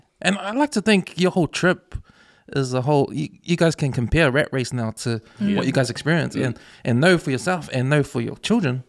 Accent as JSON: {"language": "English", "country": "New Zealand", "tie": "born or raised there", "said": "I'm from New Zealand. Like, I just grew up in New Zealand."}